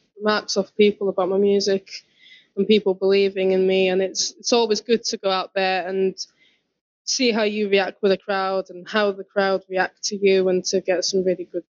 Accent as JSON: {"language": "English", "area": "Welsh", "region": "Wales", "country": "United Kingdom", "said": "I'm proud to be Welsh"}